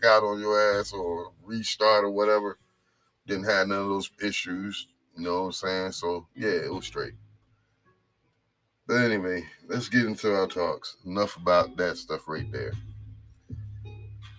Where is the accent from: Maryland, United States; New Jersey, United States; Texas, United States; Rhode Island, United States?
New Jersey, United States; now in North Carolina, United States; I'm from New Jersey